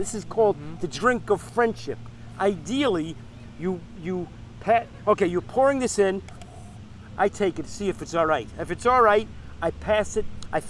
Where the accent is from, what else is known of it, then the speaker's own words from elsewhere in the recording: New York City, New York, United States; When I grew up in Brooklyn, there were the Italian neighborhoods, there were the Puerto Rican neighborhoods, there were the black neighborhood, there were the Jewish neighborhood.